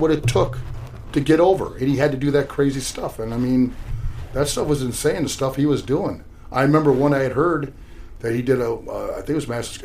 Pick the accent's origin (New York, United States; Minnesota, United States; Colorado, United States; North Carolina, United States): Minnesota, United States; we're all from Minnesota.